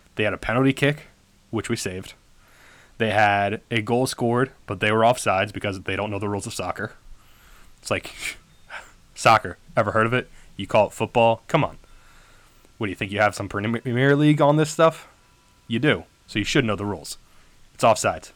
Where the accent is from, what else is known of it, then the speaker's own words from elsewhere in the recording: United States; we're American